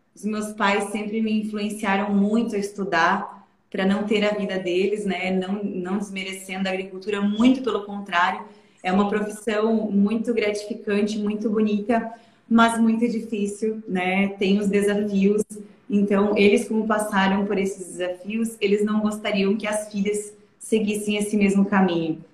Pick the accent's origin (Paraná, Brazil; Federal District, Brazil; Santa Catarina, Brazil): Santa Catarina, Brazil; Aurora; eu nasci em Aurora, moro até hoje lá, é, e fui agricultora até os 16 anos de idade